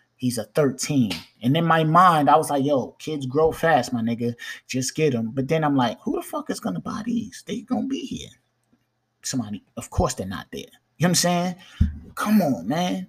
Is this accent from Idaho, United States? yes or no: no; New York, United States; I'm a New Yorker